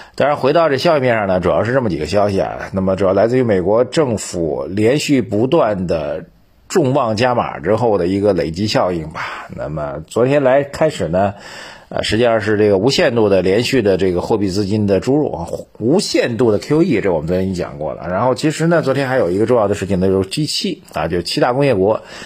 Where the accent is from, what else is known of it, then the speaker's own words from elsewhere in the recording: China; 我们中国人